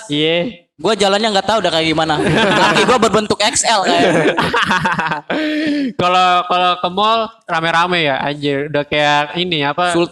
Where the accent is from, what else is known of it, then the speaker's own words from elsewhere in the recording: East Nusa Tenggara, Indonesia; Eh lu mancing-mancing mendingan ke kampung gue.